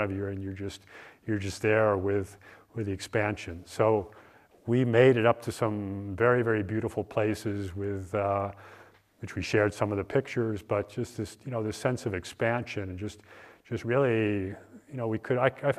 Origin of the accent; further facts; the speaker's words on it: East Coast, United States; moved away; I grew up on the East Coast